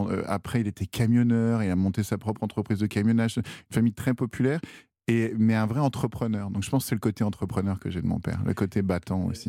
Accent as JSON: {"language": "French", "area": "Val-d'Oise", "region": "Île-de-France", "country": "France", "tie": "born or raised there", "also_born_or_lived": "Chamonix", "said": "je suis né dans le Val d'Oise, c'est ça, en Guin"}